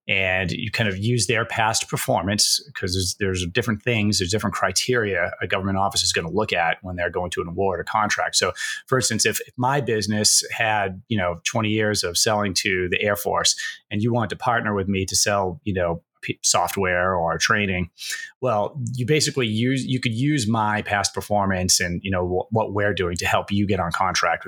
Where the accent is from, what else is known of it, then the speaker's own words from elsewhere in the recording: Massachusetts, United States; moved away as an adult; I'm from New England area and Massachusetts